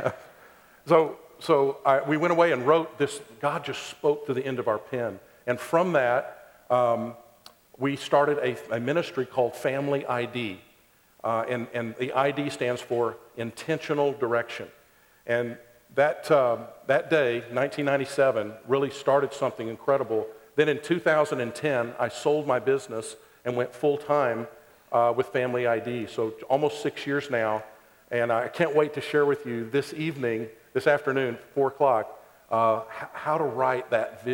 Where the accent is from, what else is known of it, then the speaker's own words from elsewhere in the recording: Ada, Oklahoma, United States; I grew up in Ada, Oklahoma, a little town in southeast Oklahoma